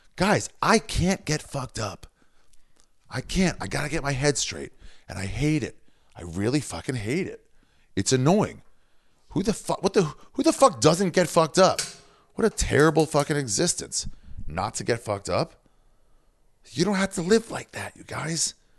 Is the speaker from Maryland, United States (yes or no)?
yes; Maryland, United States; from Maryland